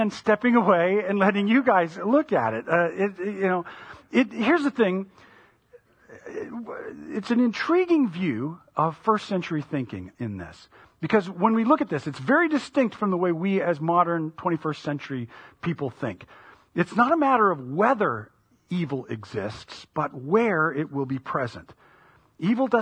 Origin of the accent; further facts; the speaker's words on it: United States; as an American living at the time